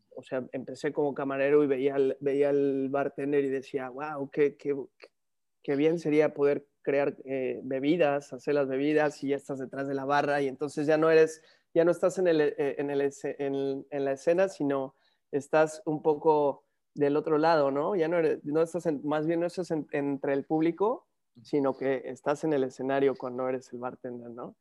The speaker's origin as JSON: {"language": "Spanish", "town": "San Martín Texmelucan", "region": "Puebla", "country": "Mexico", "tie": "born or raised there", "also_born_or_lived": "Mexico City / Cholula", "moved": "as an adult", "lives_now": "Europe", "said": "nací en la Ciudad de México, pero me, me forjé en San Martín, Texmelucan, crecí ahí"}